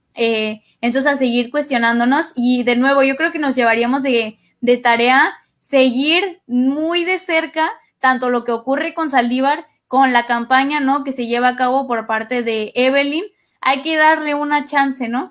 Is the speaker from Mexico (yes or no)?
yes; Mexico; lo que queremos o a lo que aspiramos como mexicanas y como mexicanos